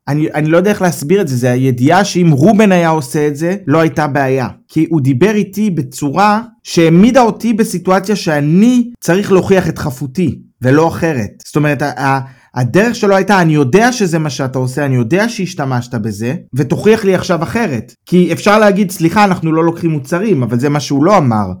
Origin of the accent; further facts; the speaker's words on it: Israel; moved away as an adult; now in Germany; אני מישראל